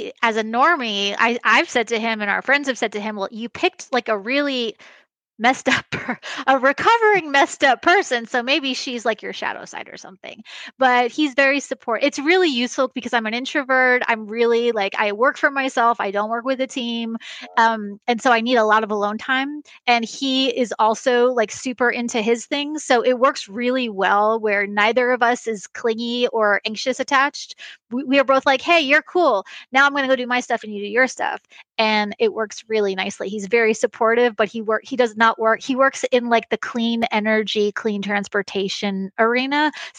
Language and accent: English; New York, United States; I'm from New York, too. I live in Kansas.